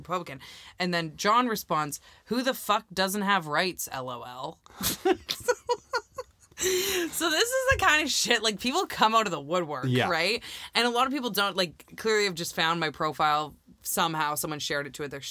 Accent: Canada; I'm from Canada

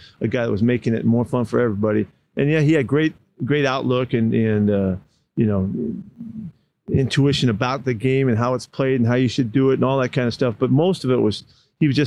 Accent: Bay Area, California, United States; growing up in the Bay Area

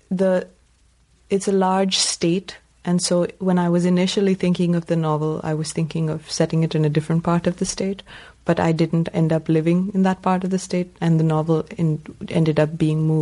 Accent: Jammu and Kashmir, India; there was, you know, real violence going on at the time when I was growing up in Kashmir.

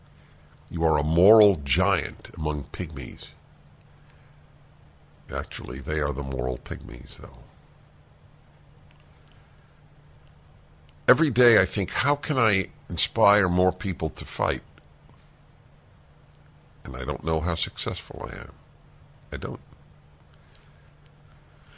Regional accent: New York, United States; since I grew up in New York

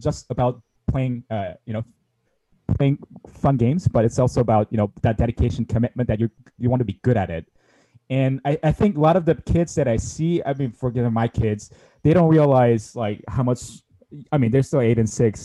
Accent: South Korea; in the nineties, uh, where I grew up in South Korea

